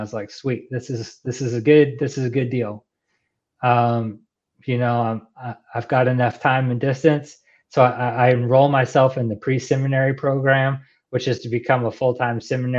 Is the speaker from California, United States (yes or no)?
no; Texas, United States; born there; accent: Texan; So I was born in Texas, lived in Texas a couple times, stationed in Texas a couple times.